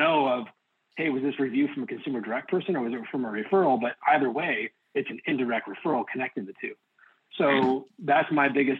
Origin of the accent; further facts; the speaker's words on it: Oregon, United States; I'm from Oregon